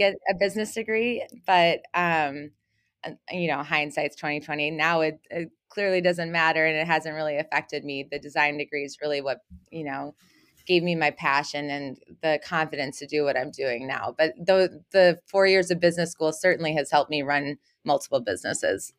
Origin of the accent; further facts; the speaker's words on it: Minneapolis, Minnesota, United States; also born or lived in Houston, Texas / Harmony, Minnesota / University of Kansas; moved to Minnesota when I was in first grade and was raised here